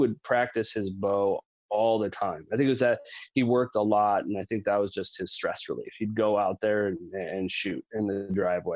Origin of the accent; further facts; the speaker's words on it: Quilcene, Washington, United States; also born or lived in Seattle, Washington; So I was born in Seattle. I've lived up here in the Pacific Northwest all my life, and we moved to a super tiny town called Quilcene, Washington